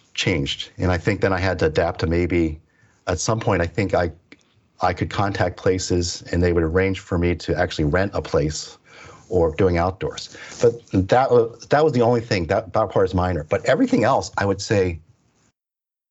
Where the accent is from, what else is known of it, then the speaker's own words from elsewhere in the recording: Pennsylvania, United States; also born or lived in Stillwater, Oklahoma; my parents moved out to the East Coast. into Pennsylvania